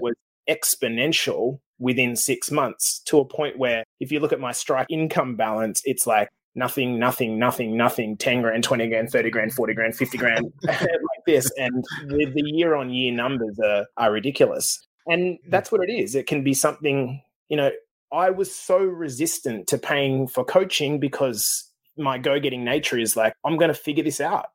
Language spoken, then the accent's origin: English; Australia; moved away as an adult; now in Canada; Australia, even though I'm in Canada, because that's where I came from